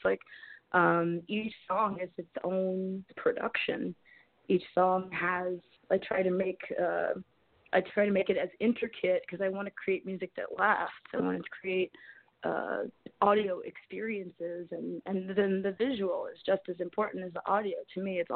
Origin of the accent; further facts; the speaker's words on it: Columbia, Maryland, United States; I grew up in Columbia, Maryland, which is like between Baltimore and D.C.